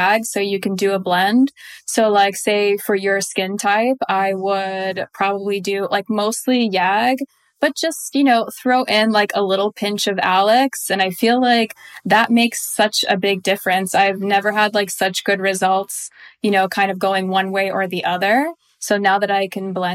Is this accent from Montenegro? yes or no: yes; Montenegro; I'm from Montenegro. So Eastern European